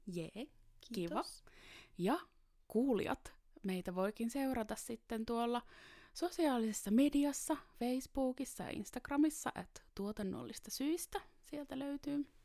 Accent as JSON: {"language": "Finnish", "town": "Taivassalo", "region": "Southwest Finland", "country": "Finland", "tie": "born or raised there", "also_born_or_lived": "Seinäjoki", "moved": "yes", "said": "itse tuun Varsinais-Suomesta, niin oli aika erilainen paikka kuitenkin kuin vaikka Joo. pikkupaikka Taivassalo, mistä mä kotoisin"}